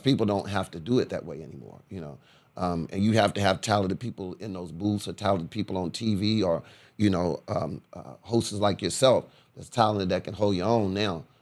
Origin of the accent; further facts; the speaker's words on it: Corpus Christi, Texas, United States; now in Houston, United States; I'm from Corpus Christi, Texas